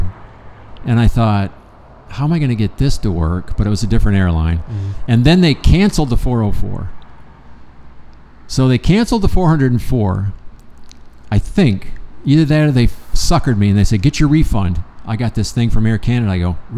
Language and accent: English; Lansing, Michigan, United States; moved away; That's where I'm from in Michigan, Lansing.